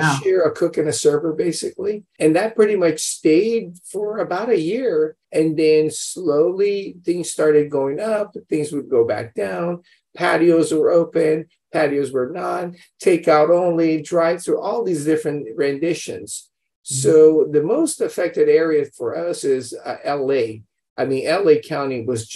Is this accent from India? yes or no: no; Brazil; now in United States; We grew up in Brazil, of all places. Parents immigrated, you know, there after World War II. We were born and raised there. We come to America.